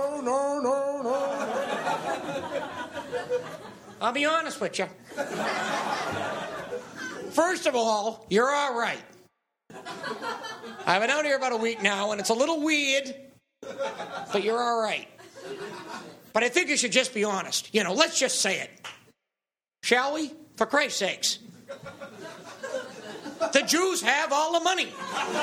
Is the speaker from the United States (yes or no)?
yes; United States; from America